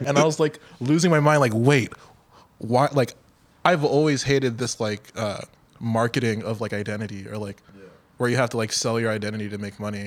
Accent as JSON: {"language": "English", "town": "Miami", "region": "Florida", "country": "United States", "tie": "born or raised there", "said": "my hometown in Miami"}